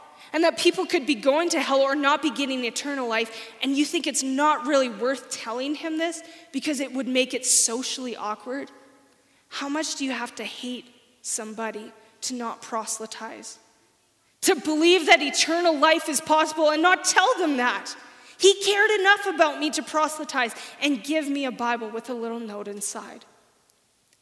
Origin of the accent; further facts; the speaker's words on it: Saskatchewan, Canada; now in Alberta, Canada; I'm from Saskatchewan. I don't really like Saskatchewan. I'm glad I'm in Alberta.